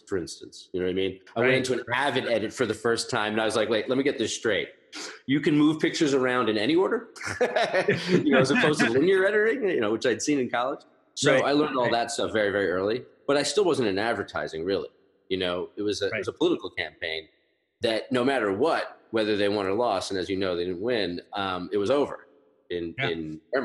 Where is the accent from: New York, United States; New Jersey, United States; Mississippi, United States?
New York, United States; Long Island; I came from Long Island